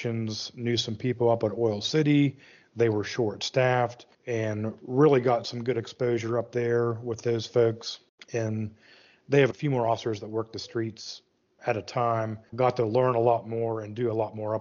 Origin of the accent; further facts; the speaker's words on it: Western Pennsylvania, United States; now in High Point, United States; Born and raised in Western Pennsylvania